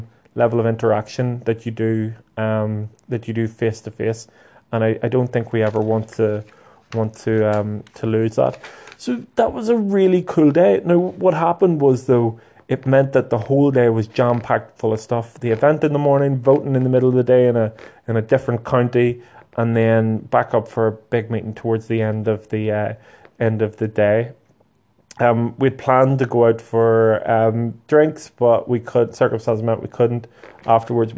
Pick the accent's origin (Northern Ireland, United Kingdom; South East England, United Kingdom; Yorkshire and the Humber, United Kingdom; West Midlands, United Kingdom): Northern Ireland, United Kingdom; Lurgan; Lurgan's my hometown